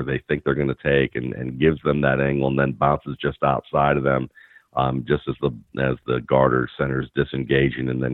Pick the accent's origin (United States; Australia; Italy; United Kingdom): United States; Atlanta, Georgia; where I grew up in Atlanta